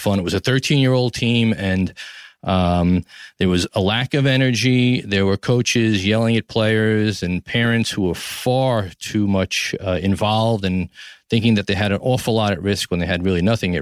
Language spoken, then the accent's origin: English; New York City, New York, United States; from Tribeca, New York City, my hometown, the greatest city in the world